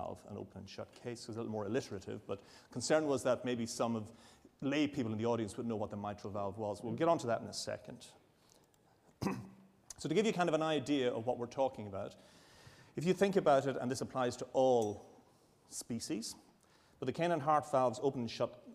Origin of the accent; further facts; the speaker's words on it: Ireland; now in Edinburgh, United Kingdom; I'm an Irish Catholic